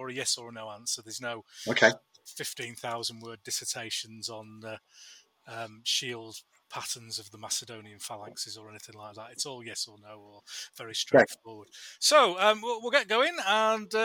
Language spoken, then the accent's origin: English; Yorkshire and the Humber, United Kingdom; we're from Yorkshire